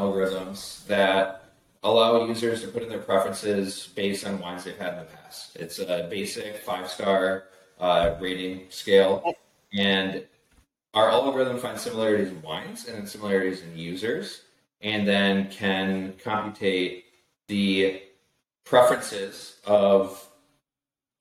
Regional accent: West Michigan, United States; I'm from the Midwest, West Michigan

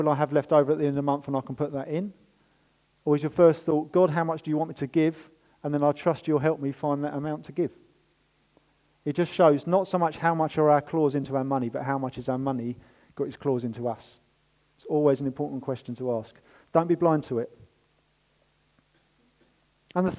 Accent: United Kingdom; We're British

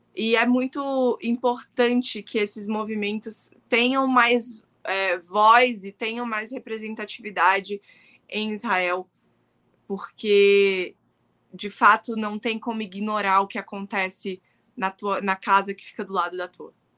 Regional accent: Brazil; born or raised there; also born or lived in Palestine (ancestry)

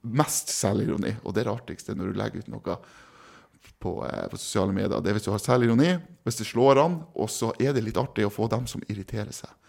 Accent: East Finnmark, Norway; moved away; also born or lived in Kristiansund; Jeg er fra Øst-Finnmark

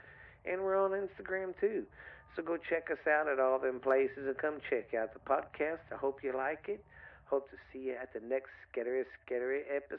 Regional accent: the South, United States; because I'm from the South

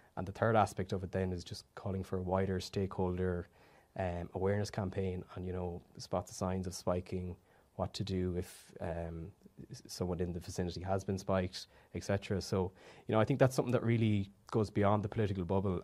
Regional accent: Galway, Connacht, Ireland; I'm from Galway, twenty-four years old

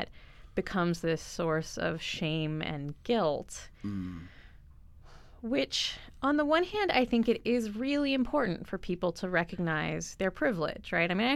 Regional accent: United States; I grew up in the States

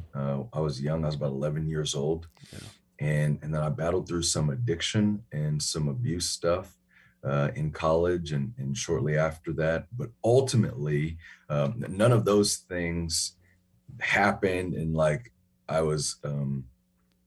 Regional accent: Chicago, Illinois, United States; moved away; also born or lived in New York / Huntsville, Texas; I'm born in New York. I grew up in Chicago.

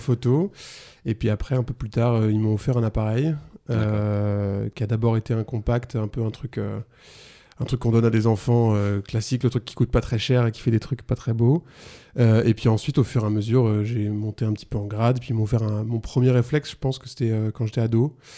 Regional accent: La Rochelle, Nouvelle-Aquitaine, France; moved away as an adult; now in Avignon, France; je viens de, du Poitou-Charentes, enfin bref, La Rochelle

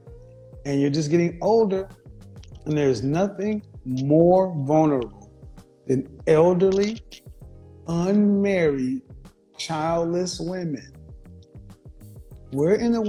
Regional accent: Oklahoma, United States; I'm from Oklahoma.

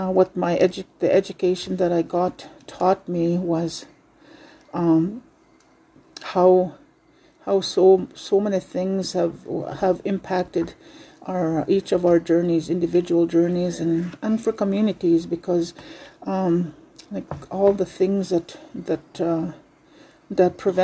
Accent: Fishing Lake First Nation, Saskatchewan, Canada; first language Saulteaux; English is a second language; I'm from Fishing Lake First Nation

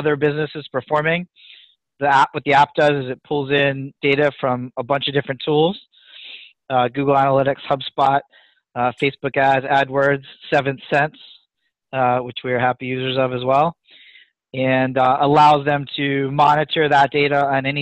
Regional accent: near Philadelphia, Pennsylvania, United States; now in New England, United States; Born and raised near Philadelphia

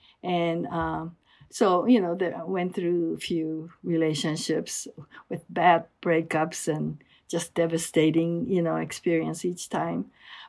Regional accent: Japan; also born or lived in Los Angeles / Mountain View, California; now in Culver City, United States; I was born in Japan

